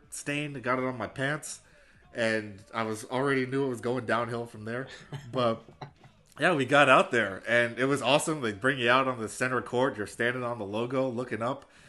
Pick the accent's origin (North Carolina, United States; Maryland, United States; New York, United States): New York, United States; New York City; Born and raised in Brooklyn